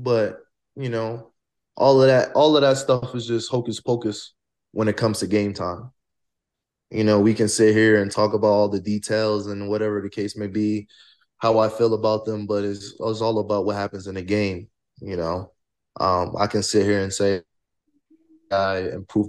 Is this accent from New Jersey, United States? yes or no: yes; New Jersey, United States; moved away as an adult; also born or lived in Colorado; now in Fort Collins, United States; I am from New Jersey, but I also am from West Africa. I'm from Guinea